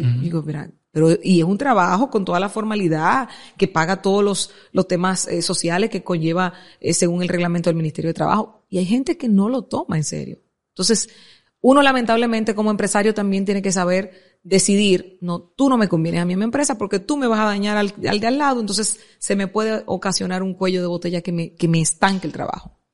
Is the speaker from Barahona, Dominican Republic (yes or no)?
no; Santo Domingo Oeste, Distrito Nacional, Dominican Republic; yo vengo de Buenos Aires, de Herrera